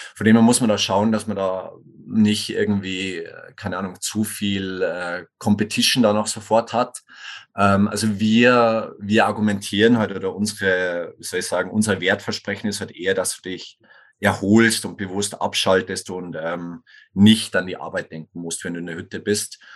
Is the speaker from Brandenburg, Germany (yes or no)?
no; Tegernsee-Schliersee region, Bavarian Oberland, Germany; accent: Bavarian; moved away as an adult; also born or lived in Kufstein, Austria / Innsbruck, Austria / Sweden; Ich komme ursprünglich aus Bayern, wie man vielleicht sogar hört, aus dem bayerischen Oberland, so Tegernsee-Schlese-Region